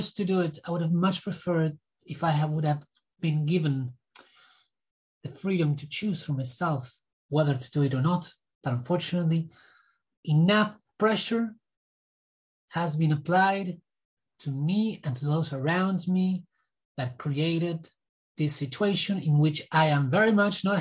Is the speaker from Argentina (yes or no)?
yes; Argentina; I was born in Argentina